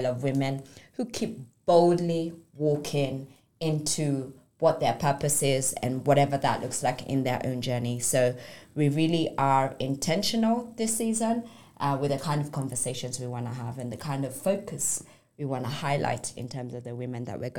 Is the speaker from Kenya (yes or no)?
yes; Kenya; born there; also born or lived in United Kingdom; I was born in Kenya, but I lived in UK. And then after my first year of graduating, I came and worked in Kenya